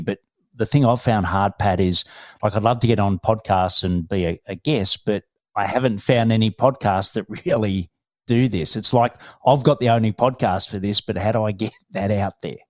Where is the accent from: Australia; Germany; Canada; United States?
Australia; Melbourne, Victoria; I'm from Melbourne, Australia